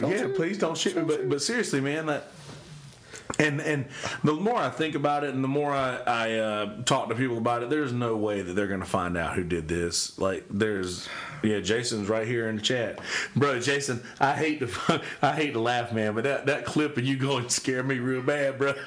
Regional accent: the South, United States; I grew up in the South

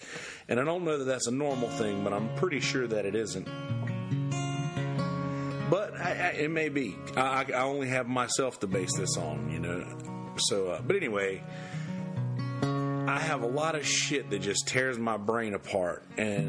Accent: Bennettsville, South Carolina, United States; moved away; I used to go to Bennettsville. I used to go back to my hometown to see my grandmother

